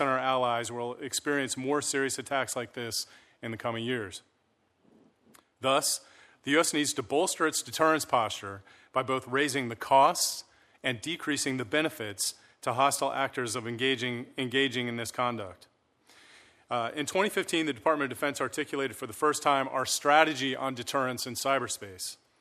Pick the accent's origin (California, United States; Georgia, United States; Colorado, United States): Colorado, United States; Colorado Springs; also born or lived in Breckenridge, Colorado; now in Cambridge, United States; I was born and raised in Colorado